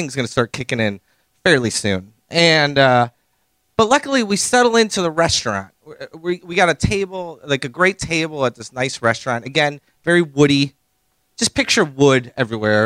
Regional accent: Chicago, Illinois, United States; moved away as an adult; now in Los Angeles, United States; I'm from Chicago

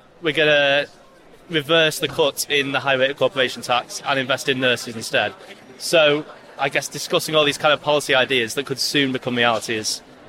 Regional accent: Cheshire, North West England, United Kingdom; I'm 19, and I'm from Cheshire.

